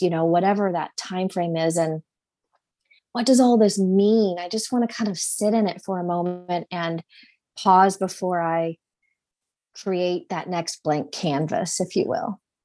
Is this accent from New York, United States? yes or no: no; Indianapolis, Indiana, United States; I'm from Indy, and so this is my home and my community